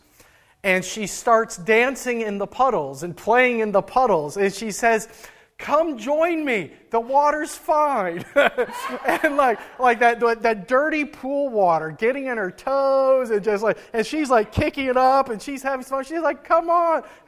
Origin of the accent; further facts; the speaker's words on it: Midwest, United States; now in Maine, United States; Growing up in the Midwest